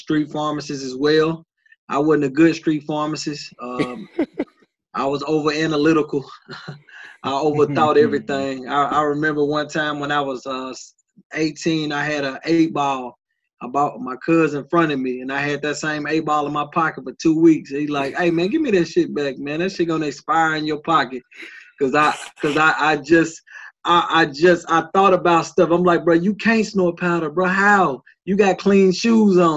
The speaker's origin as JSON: {"language": "English", "town": "Nashville", "region": "Tennessee", "country": "United States", "tie": "born or raised there", "said": "I'm born and raised in Nashville"}